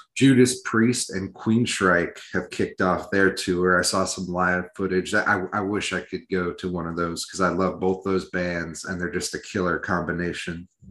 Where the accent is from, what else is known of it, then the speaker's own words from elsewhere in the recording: Iowa, United States; I was raised in Iowa though, so I my my accent is real fucked up.